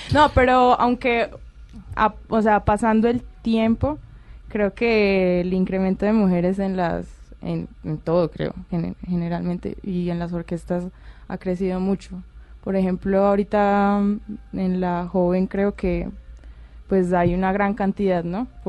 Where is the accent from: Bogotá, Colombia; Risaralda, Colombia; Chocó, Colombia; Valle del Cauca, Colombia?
Risaralda, Colombia; Pereira; also born or lived in Cali; Yo nací en Cali, pero me crié en Pereira. A los, pues empecé a vivir allí a los seis años